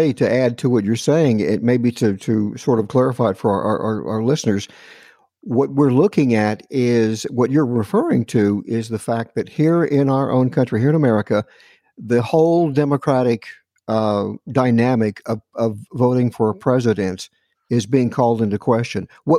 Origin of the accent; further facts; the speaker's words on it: Brady, Texas, United States; moved away; when I was living in Texas. I grew up in Brady, Texas